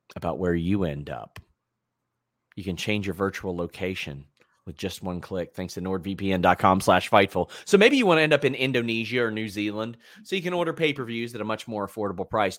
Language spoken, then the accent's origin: English; Kentucky, United States